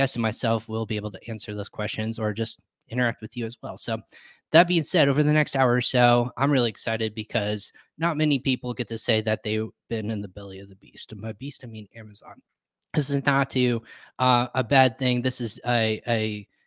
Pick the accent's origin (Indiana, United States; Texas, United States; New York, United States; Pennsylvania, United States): Indiana, United States; Indianapolis; From Indianapolis